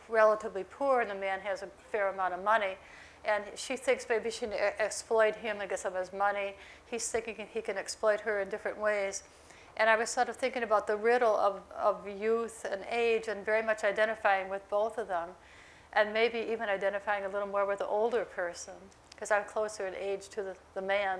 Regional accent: Millersport, New York, United States; moved away; also born or lived in Lockport, New York; I grew up on this farm

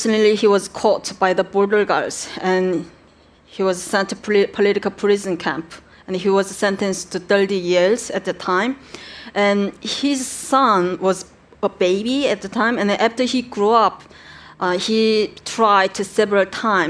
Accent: North Korea; English is a second language; moved away; as a North Korean citizen

